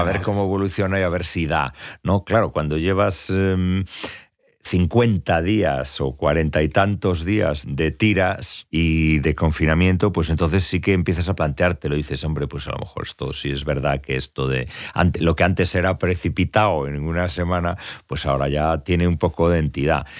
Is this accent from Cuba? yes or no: no; Tui, Galicia, Spain; son las fiestas de mi pueblo, que son las fiestas de San Telmo, en Tui